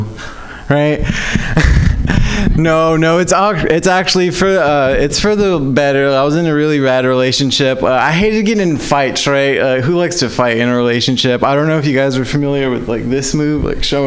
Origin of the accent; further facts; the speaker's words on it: Southern California, United States; now in San Francisco Bay Area, United States; I'm actually from Southern California.